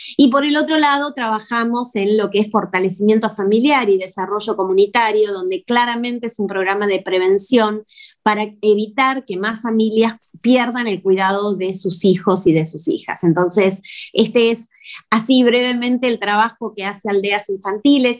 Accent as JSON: {"language": "Spanish", "country": "Argentina"}